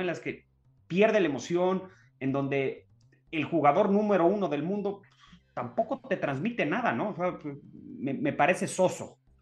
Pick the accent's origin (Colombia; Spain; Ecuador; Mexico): Mexico; nosotros como mexicanos